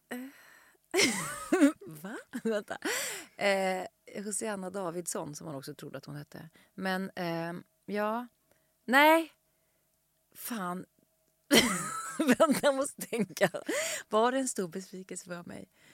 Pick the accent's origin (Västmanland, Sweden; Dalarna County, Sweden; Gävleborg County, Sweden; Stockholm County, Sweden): Stockholm County, Sweden; Stockholm; jag växte upp i Vårberg, som är en station bort, men, och gick i plugget här i Skärholmen